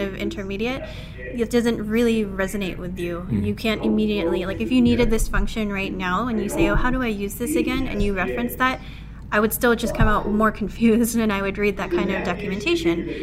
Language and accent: English; Philippines; I'm a Filipino software engineer